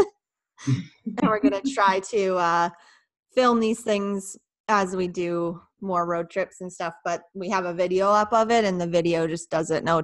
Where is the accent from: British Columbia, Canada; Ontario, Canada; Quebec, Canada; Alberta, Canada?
Ontario, Canada; Ottawa